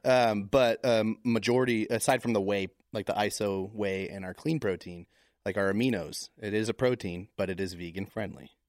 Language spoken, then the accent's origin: English; Tacoma, Washington, United States; moved away; also born or lived in Vermont; I was born in Tacoma, Washington